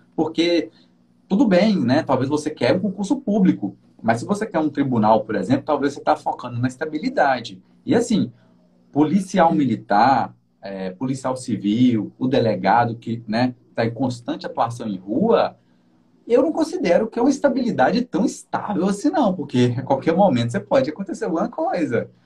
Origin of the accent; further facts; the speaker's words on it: Minas Gerais, Brazil; moved away as an adult; now in Guarapari, Brazil; Eu sou de Minas também